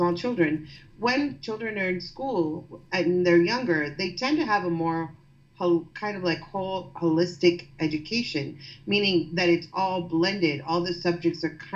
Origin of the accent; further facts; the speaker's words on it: the Bible Belt, Southeast, United States; now in New York City, United States; where I grew up in in the Southeast, I grew up in the Bible Belt